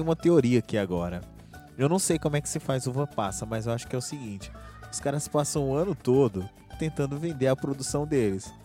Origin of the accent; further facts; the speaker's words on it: Campinas, São Paulo, Brazil; nós somos da região de Campinas